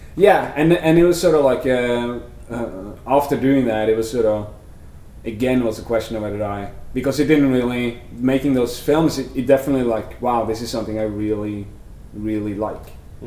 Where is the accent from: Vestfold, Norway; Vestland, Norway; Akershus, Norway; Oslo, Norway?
Vestfold, Norway; moved away as an adult; also born or lived in Sandefjord, Norway; now in United States; I'm from Norway. I was born in a small country town called uh, Kodar, and uh, when I was maybe 13 or 14, we moved to the city Sandefjord. That's sort of where I grew up.